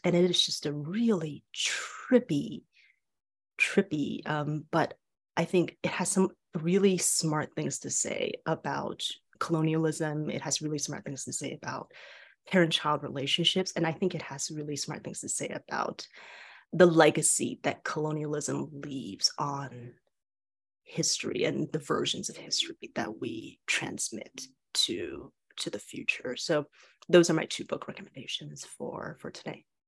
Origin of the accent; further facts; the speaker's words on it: Taiwan; moved away; I was born and raised in Taiwan